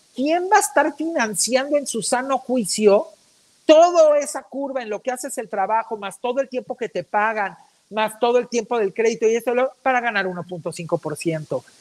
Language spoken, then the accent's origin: Spanish; Mexico